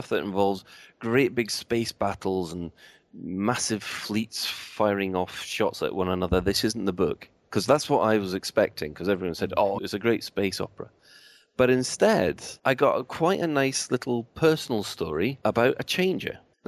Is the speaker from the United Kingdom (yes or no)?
yes; Glasgow, Scotland, United Kingdom; being Glaswegian